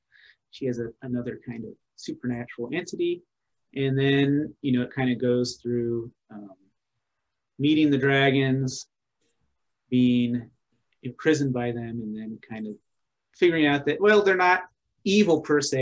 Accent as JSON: {"language": "English", "region": "Pacific Northwest", "country": "United States", "said": "I'm from the Pacific Northwest."}